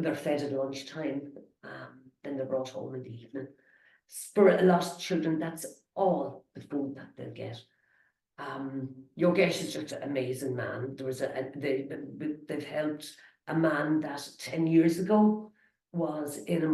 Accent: Ireland; We're Irish

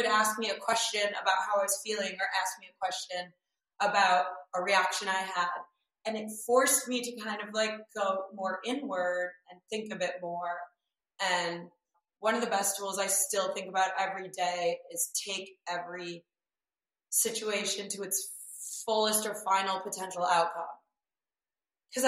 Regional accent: Michigan, United States; moved away; also born or lived in New York / Los Angeles; I grew up in Michigan and in a small town

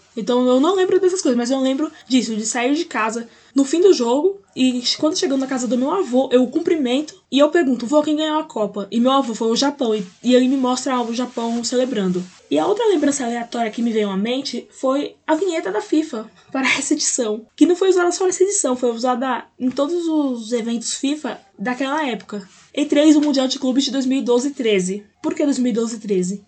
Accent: Brazil; para mim que sou brasileira

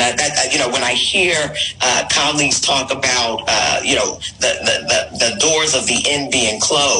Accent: New York City, New York, United States; I'm from Brooklyn, New York.

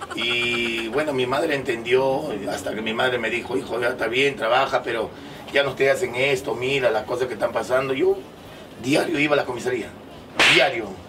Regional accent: Lima, Peru; pero yo nací acá en Lima, en la maternidad de Lima nací

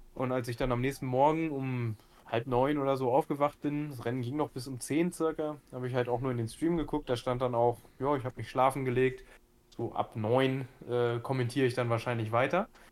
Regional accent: Gifhorn, Lower Saxony, Germany; born or raised there

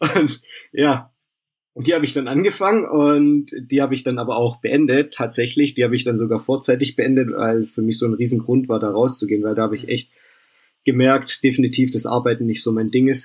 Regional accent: Vaihingen an der Enz, Baden-Württemberg, Germany; Ich komme hier aus dem Stuttgarter Raum, aus Feingen an der Ends

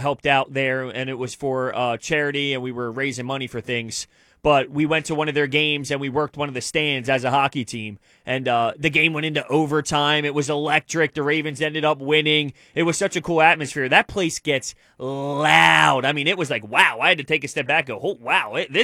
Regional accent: Glassboro, New Jersey, United States; accent: South Jersey; also born or lived in Washington Township, New Jersey; I got it from South Jersey

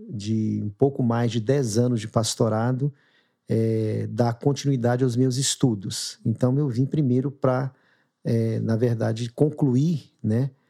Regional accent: Minas Gerais, Brazil; now in São Paulo, Brazil; a gente chegou aqui, né? Foi primeiro um pouco assustador, porque a gente veio de Minas, a família toda

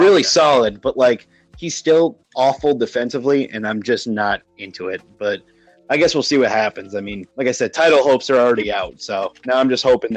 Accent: Scranton, Pennsylvania, United States; I'm from good old Scranton, PA.

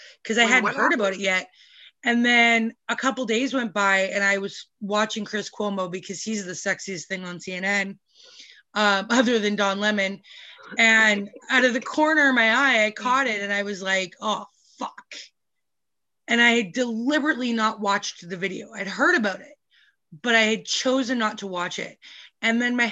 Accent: Vancouver, British Columbia, Canada; I grew up in Vancouver.

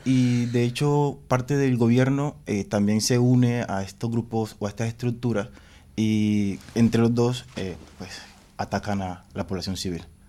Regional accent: Apartadó, Antioquia, Colombia; soy de Apartado, Antioquia

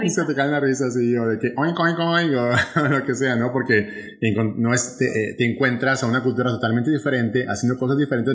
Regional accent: Monterrey, Nuevo León, Mexico; accent: northern Mexican regionalism; moved away as an adult; now in Puerto Rico; en Monterrey, México, de donde soy originario

